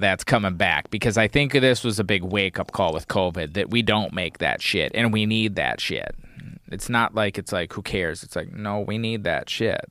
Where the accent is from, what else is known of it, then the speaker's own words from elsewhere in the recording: Wisconsin, United States; moved away; I'm from Wisconsin, like, grew up in snow